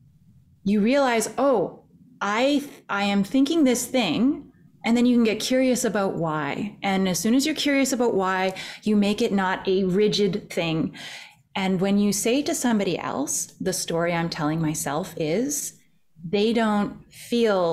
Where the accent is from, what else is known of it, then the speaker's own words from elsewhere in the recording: Canada; I'm Canadian